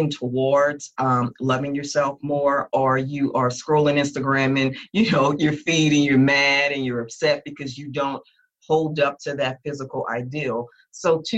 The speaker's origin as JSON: {"language": "English", "town": "New Orleans", "region": "Louisiana", "country": "United States", "tie": "born or raised there", "said": "I'm from Louisiana"}